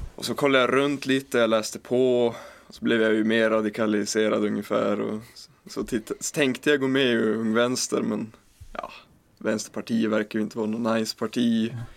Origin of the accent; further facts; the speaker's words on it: Bollnäs, Gävleborg County, Sweden; Jag är från Bollnäs